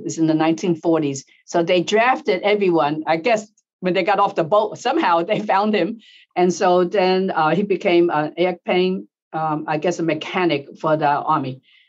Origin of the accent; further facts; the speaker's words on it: United States; I always thought of myself as American. I'm born in the United States, you know, but now I'm Asian American